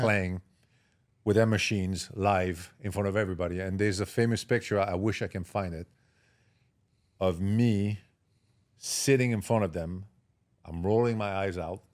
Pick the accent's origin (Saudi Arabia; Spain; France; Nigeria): France; Marseille, Provence-Alpes-Côte d'Azur; English is a second language; moved away as an adult; also born or lived in Paris / Miami; I grew up in Marseille, south of France.